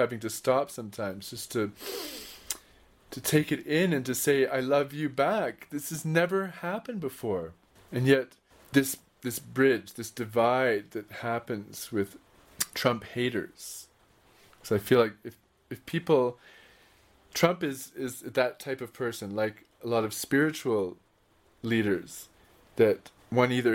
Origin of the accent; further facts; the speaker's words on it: Canada; moved away; Growing up in Canada